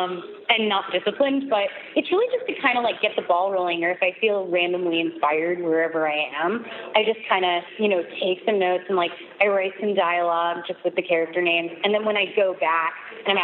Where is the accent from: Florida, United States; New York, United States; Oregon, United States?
New York, United States; I grew up in New York, like, just going to museums and looking at photography endlessly